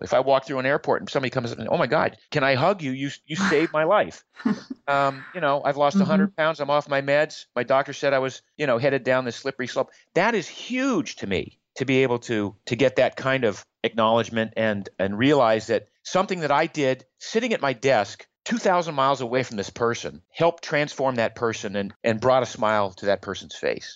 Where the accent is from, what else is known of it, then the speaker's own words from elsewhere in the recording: Maine, United States; I grew up in Maine in the US.